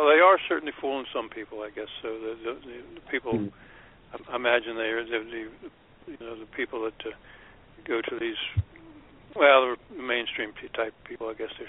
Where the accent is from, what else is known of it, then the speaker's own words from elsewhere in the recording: Washington, United States; You know, I grew up around Washington. I'm a little bit older than you guys, and I would watch the news